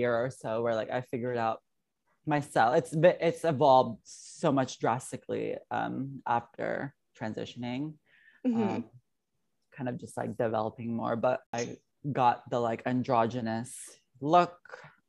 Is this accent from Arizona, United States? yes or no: yes; Arizona, United States; now in New York, United States; I'm from Arizona